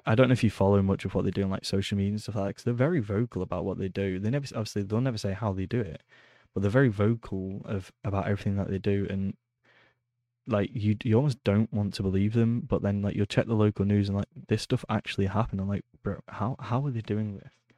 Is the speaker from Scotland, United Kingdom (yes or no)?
no; Preston, North West England, United Kingdom; moved away; I grew up in a town in England called Preston.